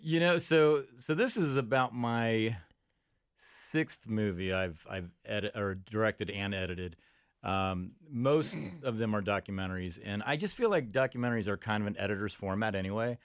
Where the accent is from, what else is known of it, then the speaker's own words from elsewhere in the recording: Amelia, Ohio, United States; I grew up in Amelia. I went to Amelia High School